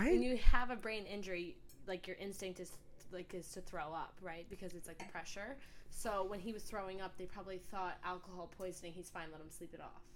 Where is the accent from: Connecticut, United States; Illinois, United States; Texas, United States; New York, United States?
New York, United States; moved away as an adult; now in Australia; New York